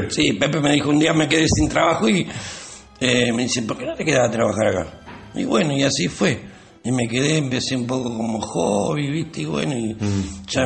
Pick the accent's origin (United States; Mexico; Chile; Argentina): Argentina; Mar del Plata, Buenos Aires Province; Sí, en el barrio de las Avenidas.